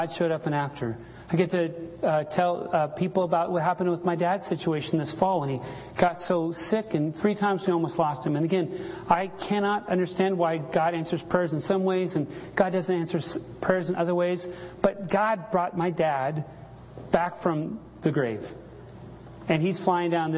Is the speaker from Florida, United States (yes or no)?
no; Salt Lake City, Utah, United States; when I was a little kid growing up in Salt Lake City